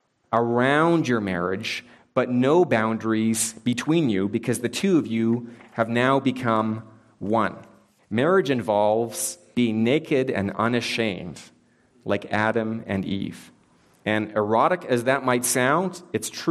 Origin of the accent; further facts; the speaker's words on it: Canada; I am Canadian